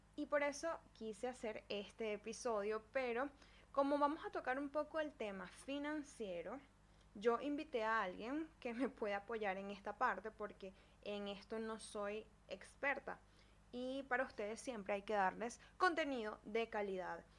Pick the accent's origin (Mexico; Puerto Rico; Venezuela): Venezuela; Yo soy venezolana